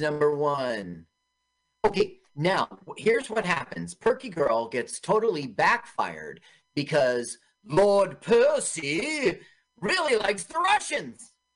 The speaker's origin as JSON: {"language": "English", "town": "Los Angeles", "region": "California", "country": "United States", "tie": "born or raised there", "said": "I grew up in Los Angeles"}